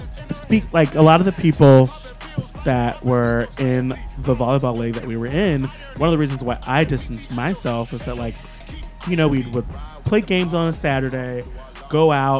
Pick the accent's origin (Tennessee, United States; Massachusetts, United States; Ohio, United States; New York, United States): Ohio, United States; moved away; I'm from Ohio.